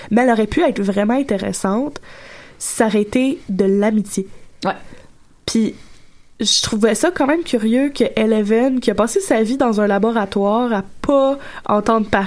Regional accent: Gatineau, Quebec, Canada; mais oui, surprise, gang, je viens

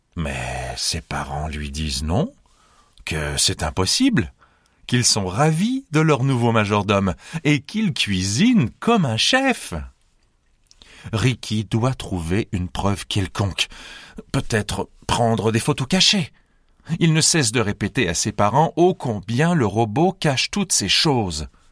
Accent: Montreal, Quebec, Canada; je viens de Montréal, au Canada

